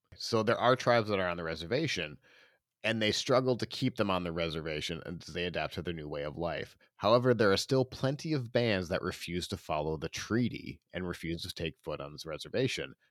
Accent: Castlewood, South Dakota, United States; I grew up in Castlewood, South Dakota, which is a town of six hundred people

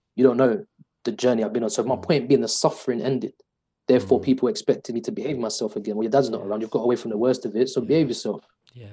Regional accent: London, United Kingdom; I was brought up in East London in the 90s

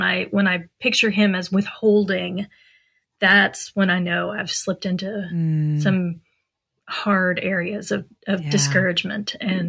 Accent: Pennsylvania, United States; now in Texas, United States; And we came from Pennsylvania, and we had lots of supports in Pennsylvania.

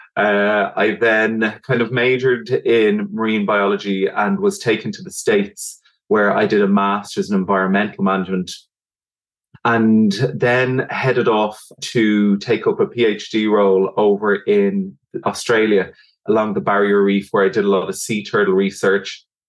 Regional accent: Dublin, Leinster, Ireland; I'm from Dublin in Ireland

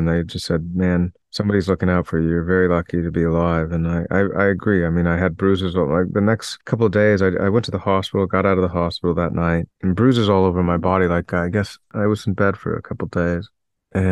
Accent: Toronto, Ontario, Canada; also born or lived in Maple Ridge, British Columbia; I was born in Toronto

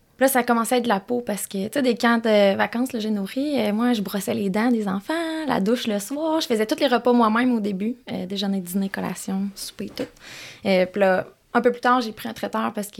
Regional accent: Quebec, Canada; moved away as an adult; also born or lived in Gatineau; J'habitais à Gatineau, mais je suis native de Québec, fait que je voulais revenir par ici

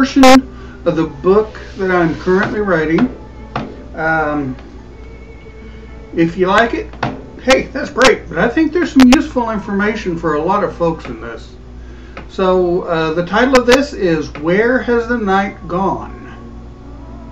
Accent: Kansas, United States; also born or lived in Wichita, Kansas / McPherson, Kansas; So far in my life, I have lived in my hometown, Wichita and McPherson. All towns of different sizes, and all in Kansas.

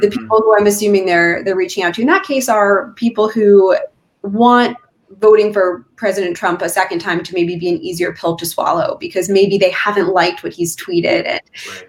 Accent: California, United States; now in Pennsylvania, United States; my home state of California

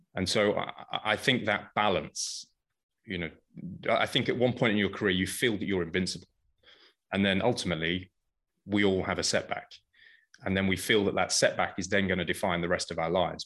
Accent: United Kingdom; moved away as an adult; also born or lived in Paris, France; now in United States; I started, as you can probably guess, in the U K.

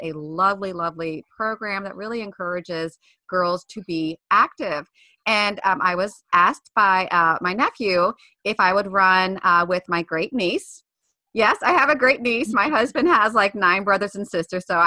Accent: Baltimore, Maryland, United States; I'm from Baltimore

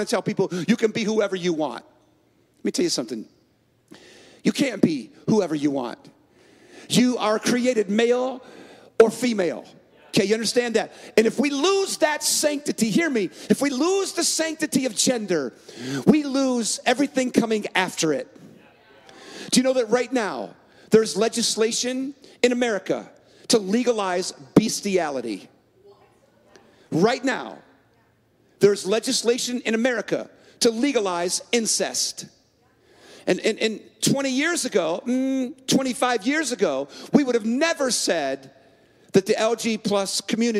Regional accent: San Francisco, California, United States; now in Minneapolis, United States; I was born in San Francisco and I live in Minneapolis

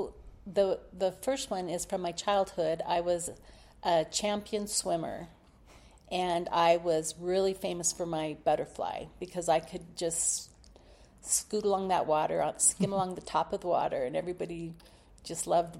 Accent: Palo Alto, California, United States; also born or lived in Los Altos, California; I loved growing up in Palo Alto.

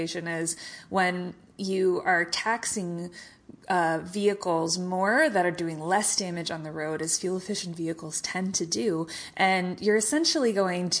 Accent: Missouri, United States; my home state of Missouri

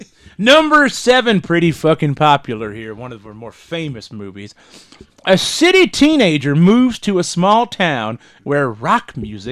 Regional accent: Oklahoma, United States; I am from the Big Stick portion of Oklahoma.

